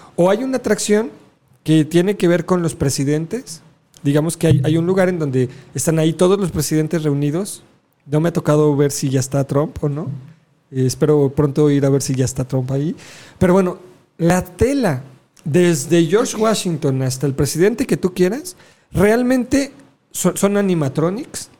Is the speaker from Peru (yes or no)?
no; Mexico; los alebrijes eran parte de, de nuestra cultura